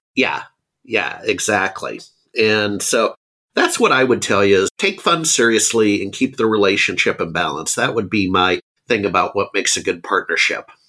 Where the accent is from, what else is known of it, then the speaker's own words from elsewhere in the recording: Anchorage, Alaska, United States; also born or lived in Seattle, Washington; now in Austin, United States; I grew up in Alaska.